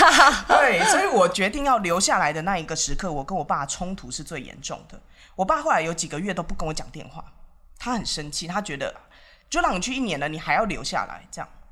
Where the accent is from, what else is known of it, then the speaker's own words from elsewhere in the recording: Taiwan; moved away as an adult; also born or lived in India; 身为台湾人，我为什么这么想